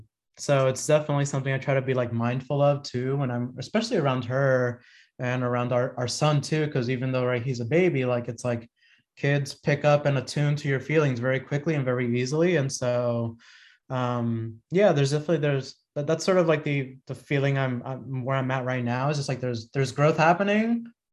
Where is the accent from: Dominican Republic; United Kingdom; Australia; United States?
Dominican Republic; born there; even though I was born in the Dominican Republic.